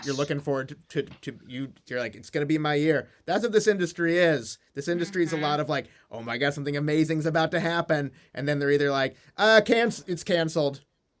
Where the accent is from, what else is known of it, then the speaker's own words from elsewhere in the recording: Midwest, United States; I grew up in the Midwest